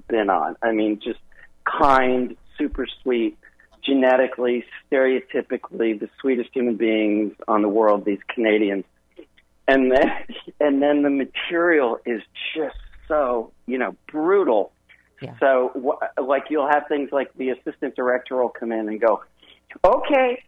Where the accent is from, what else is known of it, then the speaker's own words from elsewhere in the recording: Wisconsin, United States; I'm from Wisconsin